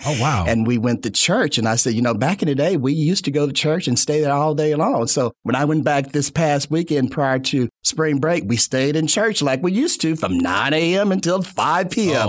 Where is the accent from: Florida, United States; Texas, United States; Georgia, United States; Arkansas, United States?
Arkansas, United States; Fayetteville; I was back into my hometown, Fayetteville